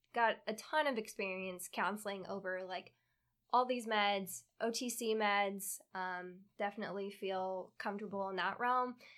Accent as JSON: {"language": "English", "region": "Kansas", "country": "United States", "tie": "born or raised there", "also_born_or_lived": "upstate New York / North Carolina", "moved": "as an adult", "lives_now": "Florida, United States", "said": "I was originally born in upstate New York, and when I was pretty young, moved to Kansas, where I spent all my childhood and up until end of high school"}